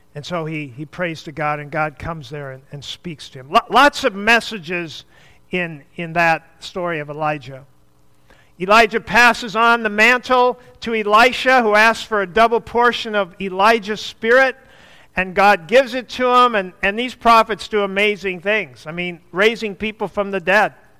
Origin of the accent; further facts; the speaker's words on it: the North, United States; I'm from the North